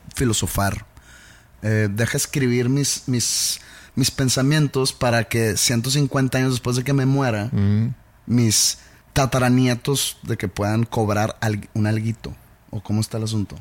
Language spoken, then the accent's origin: Spanish; Mexico; yo como mexicano